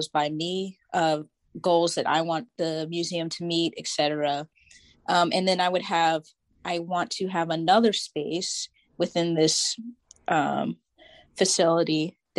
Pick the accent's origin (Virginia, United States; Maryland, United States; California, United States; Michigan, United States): Virginia, United States; Tidewater; I'm from the Tidewater